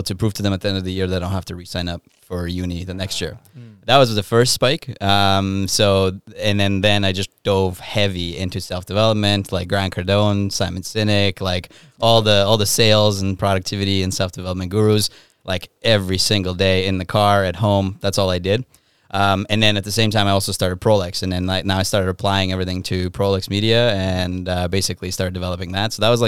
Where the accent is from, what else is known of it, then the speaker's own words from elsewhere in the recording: Ukraine; Backstory. I'm from Ukraine. European parents, very strict.